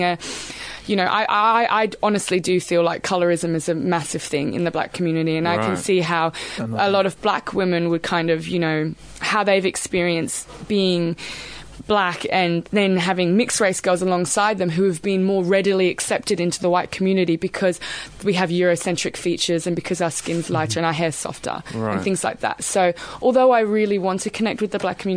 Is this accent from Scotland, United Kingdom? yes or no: no; London, United Kingdom; now in Australia; so I was born in London and we moved here with my mum because she's Australian. We moved into a country town in Australia